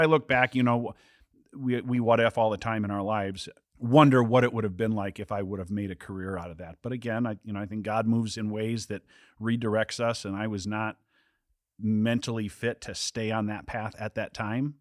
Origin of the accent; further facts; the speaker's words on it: southern Wisconsin, United States; I grew up, uh, was born and raised in Wisconsin, uh, southern Wisconsin, lived on a farm.